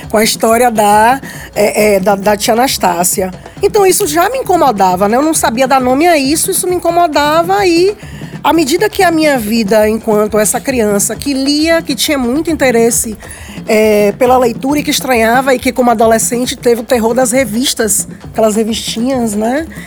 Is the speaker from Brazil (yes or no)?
yes; Salvador, Bahia, Brazil; Eu cresci enquanto uma criança negra. Eu não morava aqui na Liberdade, eu sou do Cabula 6, sou menina de condomínio